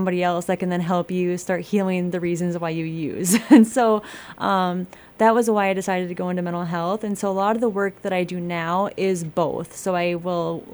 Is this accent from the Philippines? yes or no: no; Blackduck, Minnesota, United States; also born or lived in Flagstaff, Arizona / North Dakota; I grew up in Black Duck, so just a hop, skip, and a jump away from here